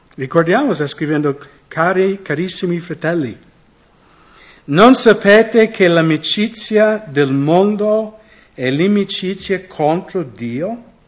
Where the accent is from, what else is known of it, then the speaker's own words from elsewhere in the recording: United States; Italian is a second language; moved away; io sono americano